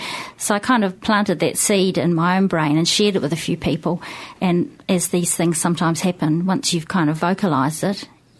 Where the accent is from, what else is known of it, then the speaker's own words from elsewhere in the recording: Wellington, New Zealand; also born or lived in Taranaki; No, I grew up in Taranaki and Wellington. Yeah, my teenage years in Wellington. Lots of my early kind of adult years.